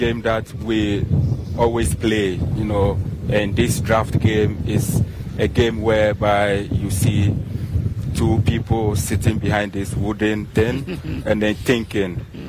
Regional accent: Ghana; now in Germany; because I'm a Ghanaian, but I live in Germany. That's where I have my studio, and I also have a studio here in Ghana.

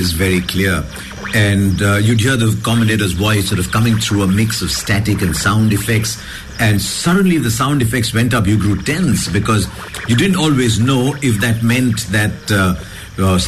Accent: Hyderabad, Telangana, India; I grew up in Hyderabad

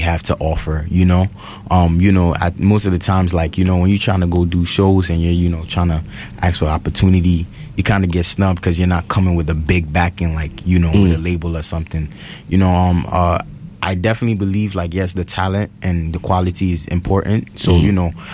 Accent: New York City, New York, United States; also born or lived in Mott Haven, Bronx; Bronx, Soundview. I'm from Soundview, but I currently reside in Mount Haven right now

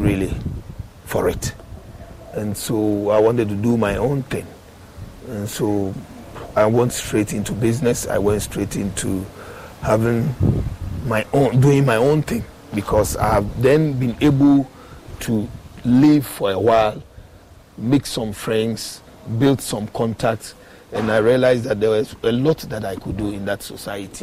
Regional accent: Accra, Greater Accra, Ghana; also born or lived in Ashanti Region villages; I was born in Accra.

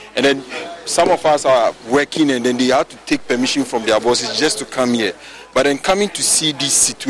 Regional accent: Frafraha, Greater Accra, Ghana; I'm from Fafraha, a distant student of UCC.

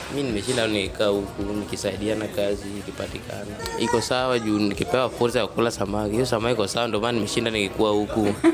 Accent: Nyanza, Kenya; moved away; sisi ni watu tumelelewa huko sehemu za Nyanza

